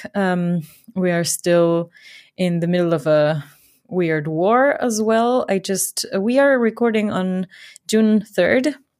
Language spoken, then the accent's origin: English; Ecuador; moved away as an adult; now in Germany; I grew up in Ecuador